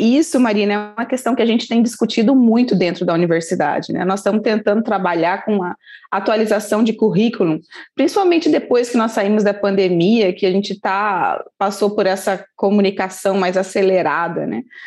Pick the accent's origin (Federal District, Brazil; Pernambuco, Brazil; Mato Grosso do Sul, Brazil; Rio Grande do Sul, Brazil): Mato Grosso do Sul, Brazil; Campo Grande; moved away as an adult; now in Registro, Brazil; eu sou lá do Mato Grosso do Sul, de Campo Grande